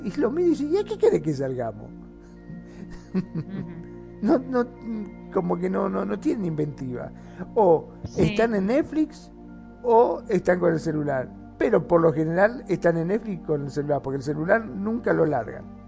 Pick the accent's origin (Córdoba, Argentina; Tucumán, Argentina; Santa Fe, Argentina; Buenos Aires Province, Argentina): Buenos Aires Province, Argentina; Mar del Plata; aquí de donde soy yo, de Mar del Plata